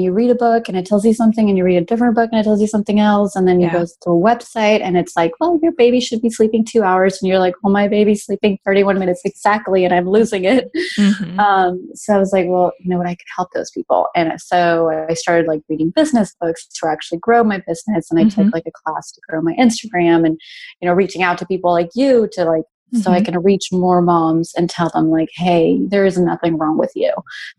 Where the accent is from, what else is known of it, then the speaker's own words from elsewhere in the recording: Mexico; also born or lived in Brazil / Spain; now in Texas, United States; But yeah, I'm actually originally from Mexico, but I moved down around a lot. I lived 6 years in Brazil and I did high school in Spain. And then now I'm in Texas.